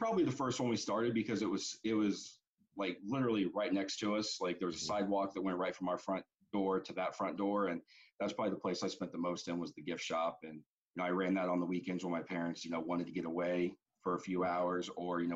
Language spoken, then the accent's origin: English; Metamora, Indiana, United States; We grew up in Metamora, Indiana